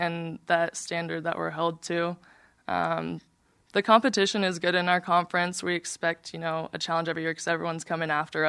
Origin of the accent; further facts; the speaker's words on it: Arizona, United States; now in Utah, United States; I would have preferred Arizona because I'm from Arizona.